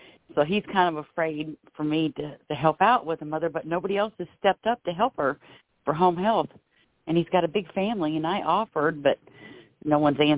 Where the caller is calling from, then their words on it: Florida, United States; calling from Florida.